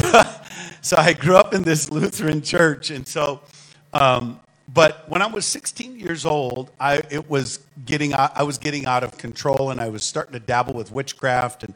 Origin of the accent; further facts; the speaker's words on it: St. Paul, Minnesota, United States; accent: northern; I was born in St. Paul, Minnesota, and raised there